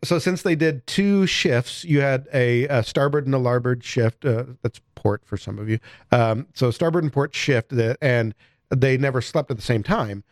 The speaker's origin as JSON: {"language": "English", "area": "near Chicago", "region": "Illinois", "country": "United States", "tie": "born or raised there", "moved": "yes", "said": "I grew up near Chicago"}